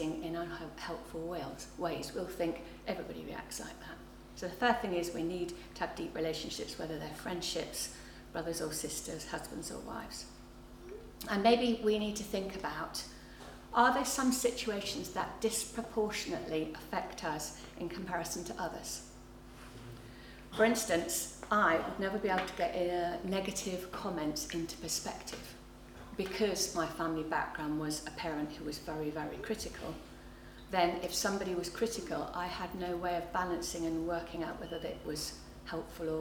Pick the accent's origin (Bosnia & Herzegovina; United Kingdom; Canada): United Kingdom; England; also born or lived in North London; I'm English